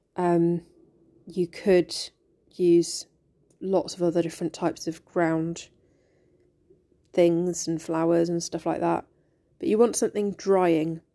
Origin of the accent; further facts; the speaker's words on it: United Kingdom; growing up in Britain